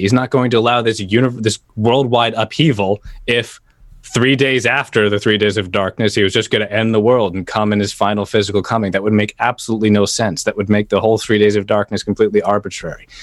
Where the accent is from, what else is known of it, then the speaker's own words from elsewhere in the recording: United States; as American